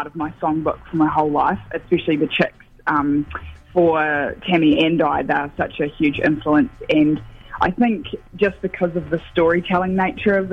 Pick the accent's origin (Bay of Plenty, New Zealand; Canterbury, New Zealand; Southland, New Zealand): Southland, New Zealand; Gore; now in Wellington, New Zealand; I grew up in Goa, which has a lot of country music